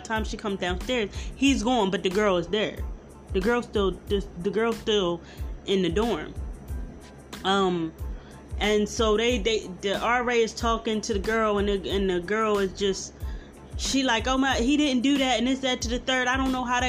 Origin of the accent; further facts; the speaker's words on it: Philadelphia, Pennsylvania, United States; I'm from Philly.